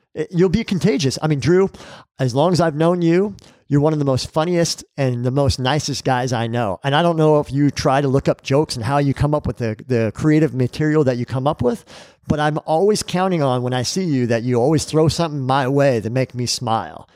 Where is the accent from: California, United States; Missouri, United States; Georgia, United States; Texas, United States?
California, United States; I grew up in California